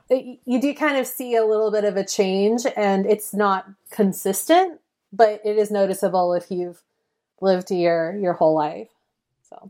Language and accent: English; Mill Valley, California, United States; my hometown of Mill Valley, which is very close to San Francisco